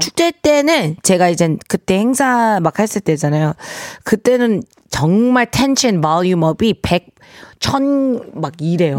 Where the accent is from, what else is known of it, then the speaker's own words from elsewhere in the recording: United States; now in South Korea; 제가 이제 한국에서 물론 미국에서 태어났지만